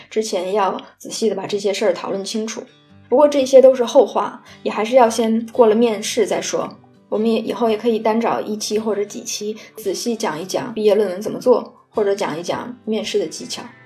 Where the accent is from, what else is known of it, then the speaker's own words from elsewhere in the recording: China; now in Netherlands; 我也是中国人